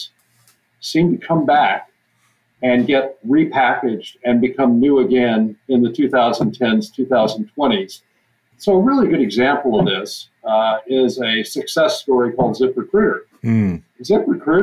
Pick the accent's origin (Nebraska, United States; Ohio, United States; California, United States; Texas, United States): Texas, United States; now in Grinnell, United States; I'm originally from Texas.